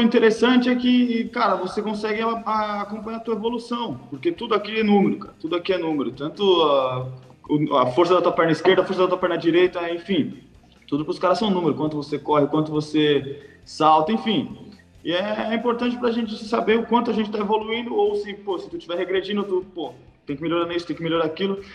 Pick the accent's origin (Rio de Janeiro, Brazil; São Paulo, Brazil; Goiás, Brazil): São Paulo, Brazil; moved away as an adult; now in Herning, Denmark; Eu sou de São Paulo, capital